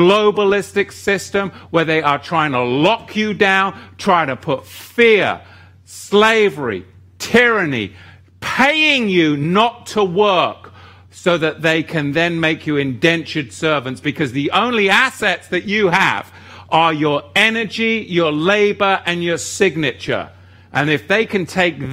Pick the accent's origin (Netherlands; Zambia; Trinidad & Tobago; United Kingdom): United Kingdom; England; growing up in England, the Church of England